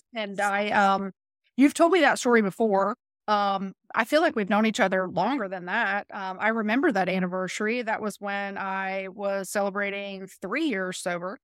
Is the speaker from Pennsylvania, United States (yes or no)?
no; Mulberry, Florida, United States; I grew up in Mulberry